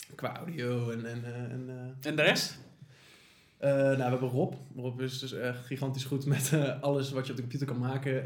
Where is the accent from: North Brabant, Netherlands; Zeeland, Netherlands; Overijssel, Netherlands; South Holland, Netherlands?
South Holland, Netherlands; The Hague; wij komen natuurlijk uit Den Haag